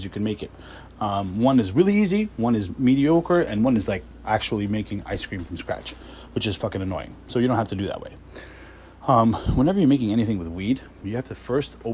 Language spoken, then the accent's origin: English; New York City, New York, United States; I grew up in Queens